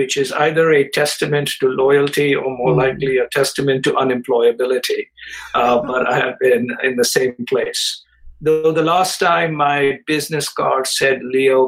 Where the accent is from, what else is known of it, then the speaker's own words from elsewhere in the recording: India; moved away as an adult; also born or lived in Chicago, United States; I grew up in India